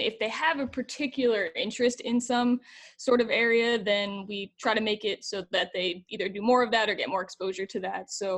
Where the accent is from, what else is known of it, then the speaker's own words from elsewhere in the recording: New Jersey, United States; moved away as an adult; now in Evansville, Indiana, United States; I'm from New Jersey